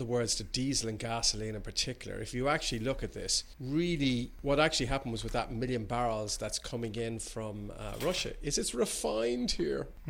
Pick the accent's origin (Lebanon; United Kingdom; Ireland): Ireland; now in Berlin, Germany; as an Irishman